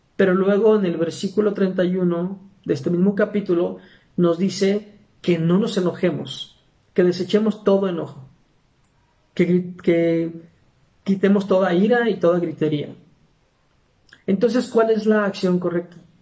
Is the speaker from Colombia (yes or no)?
no; Aguascalientes, Mexico; soy de Aguascalientes, México